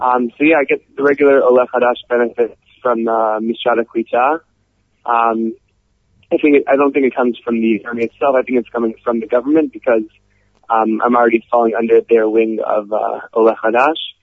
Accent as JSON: {"language": "English", "town": "Cleveland", "region": "Ohio", "country": "United States", "moved": "as an adult", "lives_now": "Israel", "said": "I'm originally from Cleveland, Ohio"}